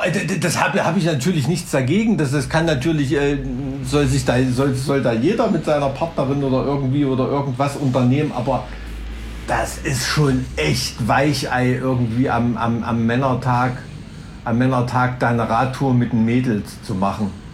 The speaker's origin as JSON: {"language": "German", "region": "East Germany", "country": "Germany", "tie": "born or raised there", "said": "als Ossi-Kind bist du ja im Schwarzpulver aufgewachsen zu Silvester"}